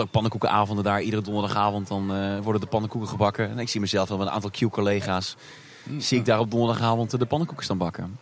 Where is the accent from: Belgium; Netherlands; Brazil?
Netherlands; Tilburg, North Brabant; moved away as an adult; also born or lived in Hilversum / Amsterdam; geboren in 1988 in Tilburg. Ehm, daar komt ook meteen de link met eh, de Efteling vandaan. Want eh, nou ja, je hoort het eh, weinig aan me, maar ik kom uit Brabant. Ik ben een Brabo. En geboren en getogen hier